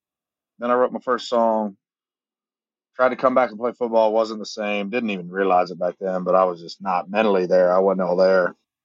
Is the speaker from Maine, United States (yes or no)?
no; Daytona Beach, Florida, United States; moved away; also born or lived in Charlotte area, North Carolina / Nashville, Tennessee; growing up in Daytona, we watch races all the time. And then moving to North Carolina, you're kind of still in it, being around Charlotte area.